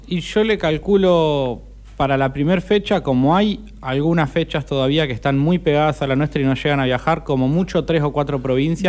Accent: Argentina; somos argentinos

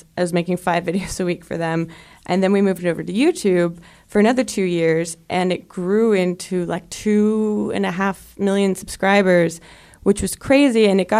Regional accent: New Jersey, United States; moved away as an adult; also born or lived in Brooklyn, New York; I am from New Jersey.

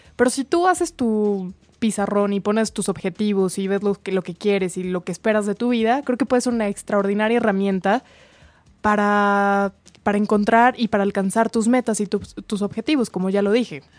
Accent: Mexico; como mexicanos, porque somos súper amigueros

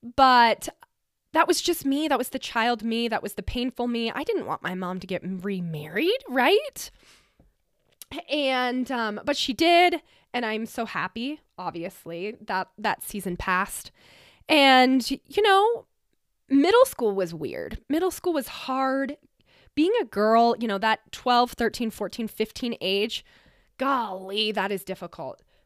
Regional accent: Glenwood Springs, Colorado, United States; now in Glenwood Springs, United States; I grew up in Glenwood Springs, Colorado, a small little mountain town

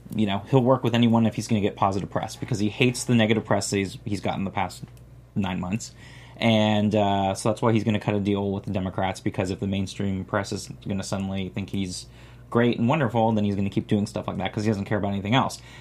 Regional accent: Florida, United States; I'm from Florida

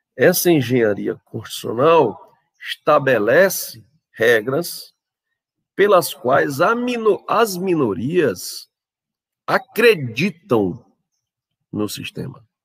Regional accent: Brazil; nós, brasileiros

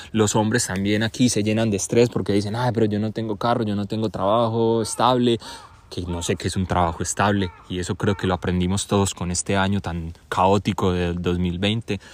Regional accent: Colombia; yo soy colombiano y mi papá es colombiano

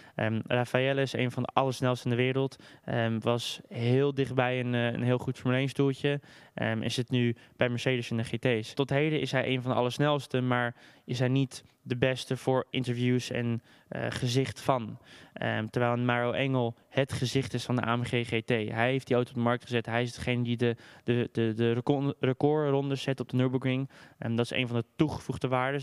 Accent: Amsterdam, North Holland, Netherlands; ik ben geboren en getogen in Amsterdam

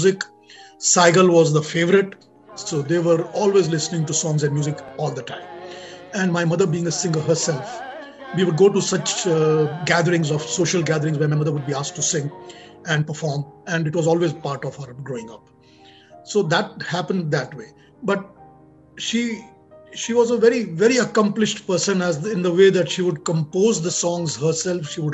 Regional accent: Kolkata, West Bengal, India; moved away; I was born and brought up in Calcutta

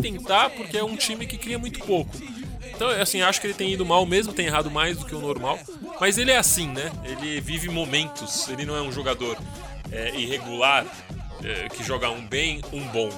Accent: São Paulo, Brazil; É um, um, bairro ali onde eu cresci também

